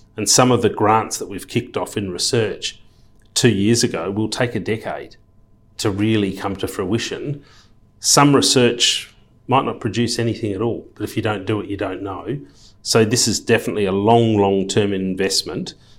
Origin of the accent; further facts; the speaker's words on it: Perth, Western Australia, Australia; moved away as an adult; also born or lived in London / Sydney / Luxembourg; born and bred in Perth, left school at fifteen